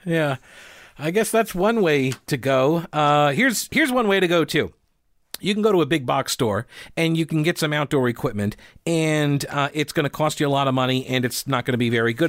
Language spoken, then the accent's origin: English; United States; me being an American